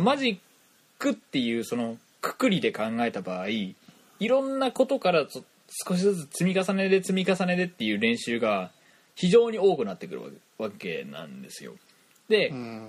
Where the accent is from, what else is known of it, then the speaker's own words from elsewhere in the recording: Toyama, Japan; accent: Toyama dialect; 俺らってさ、その、富山弁というか、富山のその、イントネーションでもろ喋ってるわけじゃん。